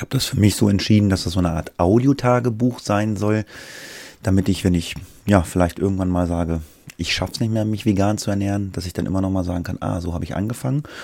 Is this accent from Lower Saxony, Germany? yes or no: yes; Göttingen, Lower Saxony, Germany; Ich komme aus dem Raum Göttingen